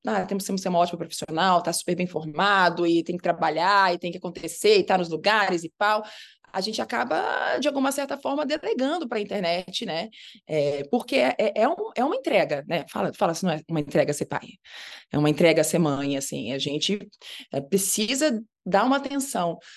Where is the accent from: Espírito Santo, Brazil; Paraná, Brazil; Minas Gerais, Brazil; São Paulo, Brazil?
Minas Gerais, Brazil; also born or lived in Rio de Janeiro; E eu ainda fui criada em Minas Gerais. Eu fui para Minas com três meses de idade, então me considero uma grande mineira de coração.